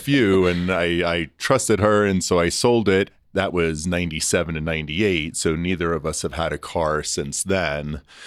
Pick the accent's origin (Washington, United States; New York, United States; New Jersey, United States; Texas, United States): New York, United States; Long Island; also born or lived in Toronto; now in Denver, United States; I grew up on Long Island, so it's not the city, it's not New York